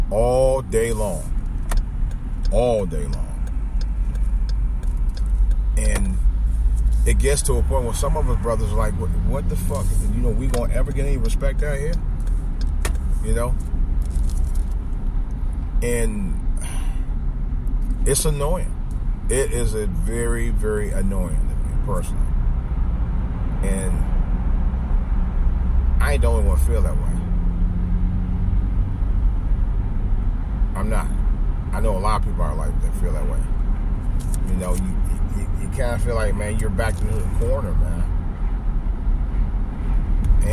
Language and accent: English; Cleveland, Ohio, United States; It's really my second hometown, but it's as much my hometown as the entire city of Cleveland itself. East Cleveland